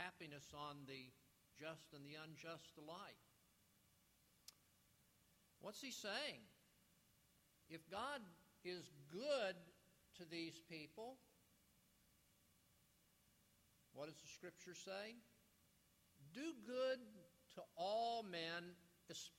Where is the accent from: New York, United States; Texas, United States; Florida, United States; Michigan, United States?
Florida, United States; South; moved away; I grew up in South Florida